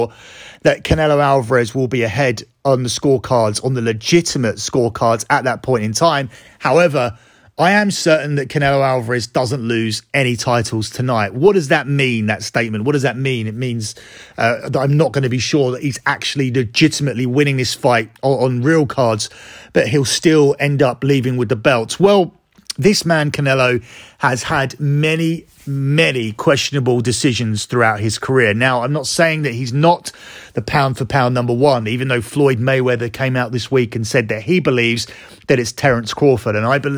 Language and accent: English; United Kingdom; That one is very close to home because I'm a Brit and a fan of Amir Khan.